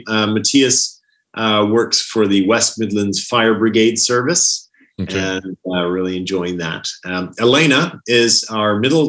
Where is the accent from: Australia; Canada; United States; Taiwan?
Canada; Burnaby, British Columbia; also born or lived in Netherlands / United Kingdom; now in Birmingham, United Kingdom; we emigrated to Vancouver, where my dad served as a missionary to sailors in the port of Vancouver. So I did most of my growing up in the Vancouver area, actually Burnaby.